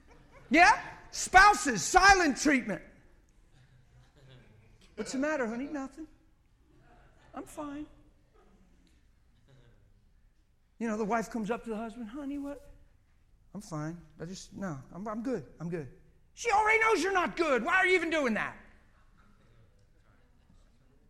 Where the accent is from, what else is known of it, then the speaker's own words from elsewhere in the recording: United States; I'm an American